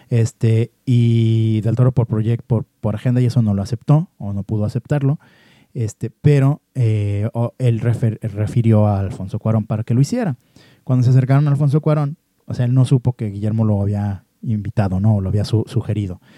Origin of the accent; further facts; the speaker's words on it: Guadalajara, Jalisco, Mexico; como mexicano y sobre todo como tapatío